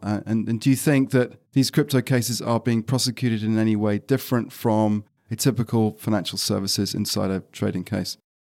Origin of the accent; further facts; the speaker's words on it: United Kingdom; I'm British